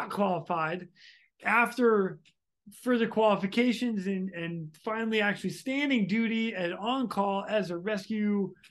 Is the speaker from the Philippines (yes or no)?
no; United States; Dude, I'm American, bro.